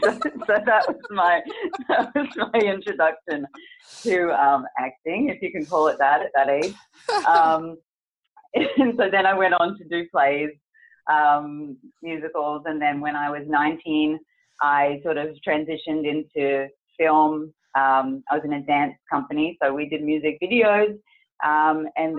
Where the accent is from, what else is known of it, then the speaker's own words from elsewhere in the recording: Rathdowney, Queensland, Australia; I'm from Australia, and I grew up on a farm, a dairy farm actually. And while growing up on the farm, my mum always had a passion for musicals and plays. And so she would direct plays and musicals in my small town of Rathdowney in Queensland, Australia